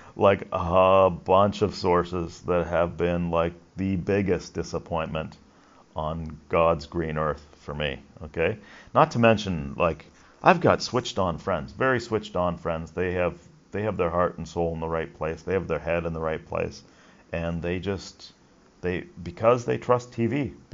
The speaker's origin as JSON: {"language": "English", "country": "Canada", "said": "I'm Canadian"}